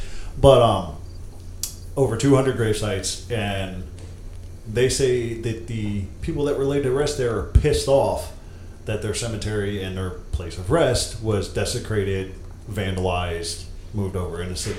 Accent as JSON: {"language": "English", "town": "Akron", "region": "Ohio", "country": "United States", "tie": "born or raised there", "said": "I grew up in Akron."}